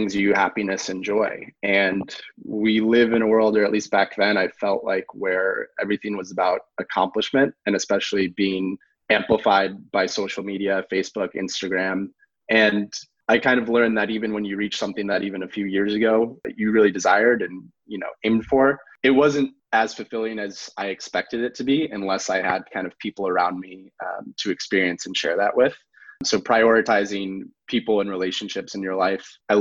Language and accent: English; outside of Chicago, Illinois, United States; moved away as an adult; also born or lived in Los Angeles; I grew up outside of Chicago.